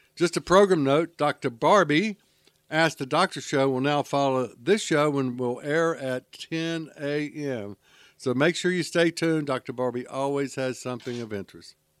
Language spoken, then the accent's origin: English; Charlotte, North Carolina, United States; moved away; I grew up in Charlotte